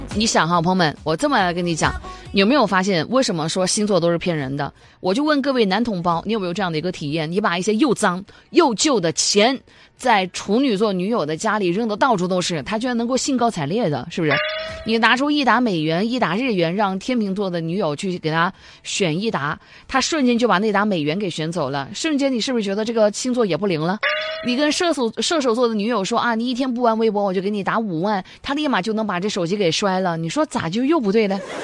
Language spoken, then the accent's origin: Chinese; Guilin, Guangxi, China; now in Zhanjiang, China; 我爸妈就一直待在我们老家桂林